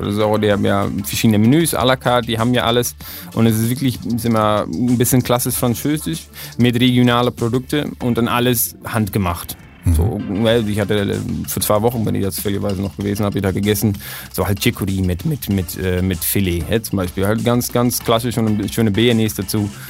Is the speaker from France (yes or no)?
no; Emmeloord, Flevoland, Netherlands; German is a second language; Und das ist in Emmeloord in den Niederlanden, ist in einer ganz äh, kleine Stadt